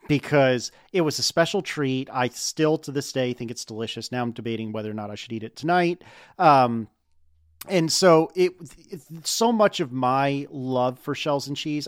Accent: United States

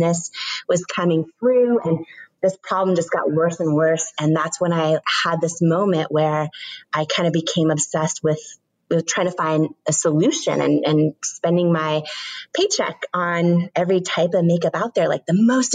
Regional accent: Washington, United States; I grew up in Washington State

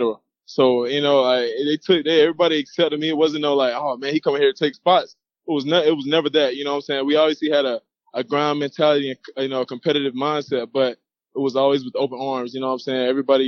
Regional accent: Georgia, United States; And I have a lot of cousins, family all in Georgia. We're from Georgia, so it worked out perfect. I still got family here.

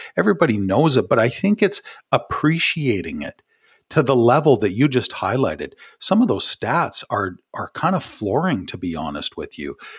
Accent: Ottawa, Ontario, Canada; from my hometown here um, in from ottawa

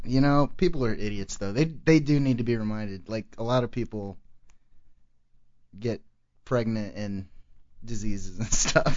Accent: Arlington, Texas, United States; also born or lived in Plano, Texas / Little Elm, Texas; I actually grew up in Arlington till I was 12, and that's kind of a big city. It was kind of like an urban type of place, probably like similar to where you grew up. And then I moved to Plano, which was this really... you know, kind of snooty area

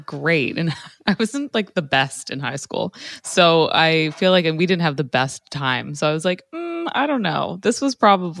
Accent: Toronto, Ontario, Canada; they referenced like the area that I grew up in Toronto, and they were from there too.

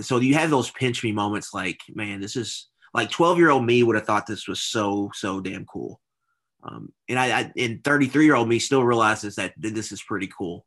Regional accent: Louisville, Kentucky, United States; born and raised in Louisville, went to Saint X.

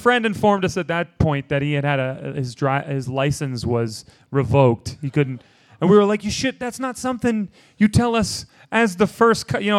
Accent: Boston, Massachusetts, United States; born or raised there

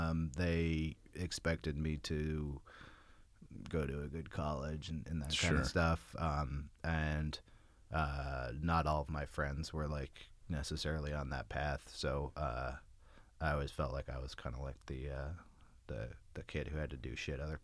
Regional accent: Berkeley, California, United States; I grew up in Berkeley, California. I moved there when I was about 5 years old.

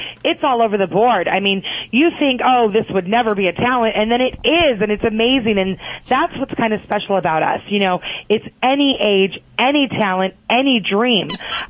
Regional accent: California, United States; Yes, I grew up in California.

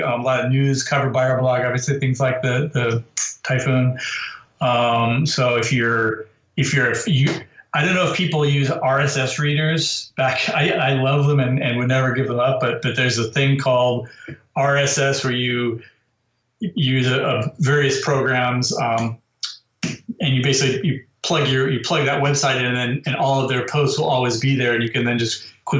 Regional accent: United States; as an American

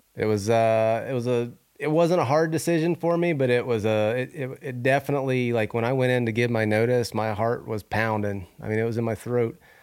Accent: Northwest Florida, United States; moved away as an adult; now in Idaho, United States; I grew up in Northwest Florida

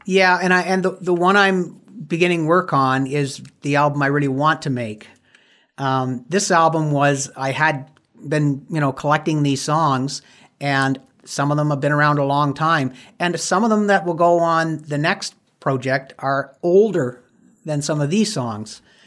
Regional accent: Windsor, Ontario, Canada; my hometown of Windsor, Ontario

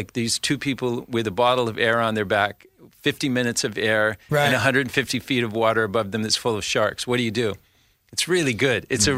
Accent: New York, United States; there's parts of it being a New Yorker that I'm really upset about

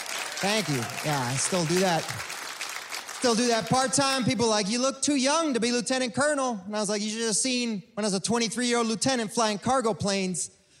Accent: Miami, Florida, United States; moved away; also born or lived in Cuba / Texas; I was born in Cuba, raised in Miami.

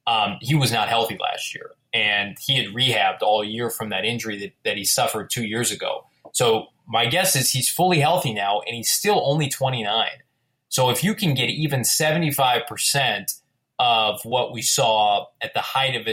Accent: Danville, Illinois, United States; my hometown in Danville, Illinois

